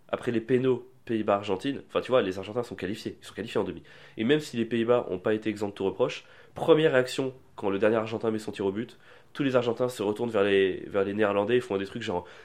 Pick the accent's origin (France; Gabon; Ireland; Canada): France; je suis français